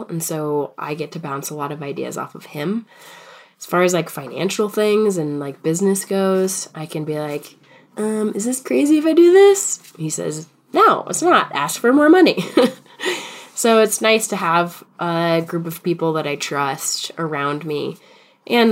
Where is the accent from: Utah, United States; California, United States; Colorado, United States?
Colorado, United States; Boulder; also born or lived in Fort Collins, Colorado; now in Denver, United States; I grew up in Boulder